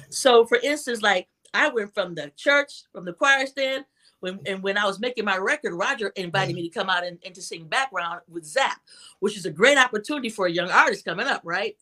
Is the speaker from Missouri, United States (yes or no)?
no; Toledo, Ohio, United States; I grew up in Toledo, Ohio, a young girl who recognized that she had this gift.